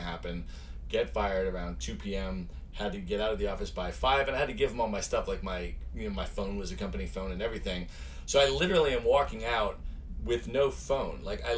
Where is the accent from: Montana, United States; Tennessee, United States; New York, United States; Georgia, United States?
New York, United States; Buffalo; also born or lived in Chicago, United States; I was actually born in the Midwest. I was born in Chicago. And then lived a lot on the East Coast and grew up there. Went to middle school and high school in Buffalo, New York, in a suburb outside of Buffalo, actually.